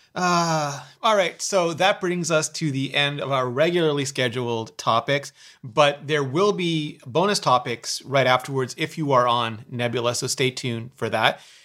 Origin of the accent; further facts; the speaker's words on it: Canada; I'm Canadian